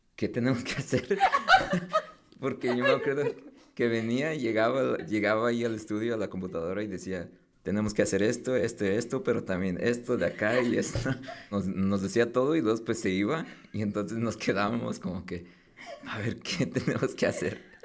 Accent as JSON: {"language": "Spanish", "town": "Napa", "region": "California", "country": "United States", "tie": "born or raised there", "also_born_or_lived": "Mexico", "said": "todo empezó en, Napa Valley. ahí es donde crecí."}